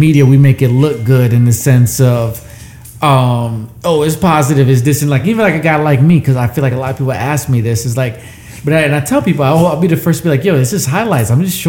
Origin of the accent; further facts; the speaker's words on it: Puerto Rico; I'm Puerto Rican. I grew up around Jamaica. I grew up around hard work.